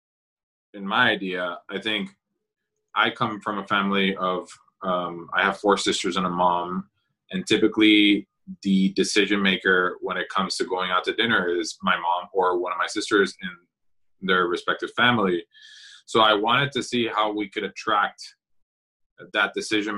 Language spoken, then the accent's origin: English; San Juan, Puerto Rico; moved away as an adult; now in Orlando, United States; I grew up in San Juan, Puerto Rico, and I moved to Orlando in 2001 to study at Rollins College